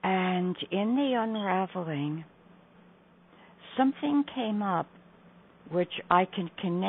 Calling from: New York, United States; I'm calling from New York.

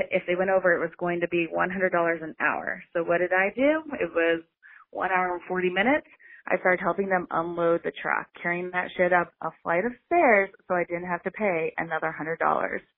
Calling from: Denver, Colorado, United States; I'm calling from Denver

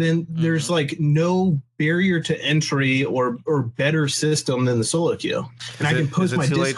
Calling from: Maryland, United States; I'm calling from Maryland.

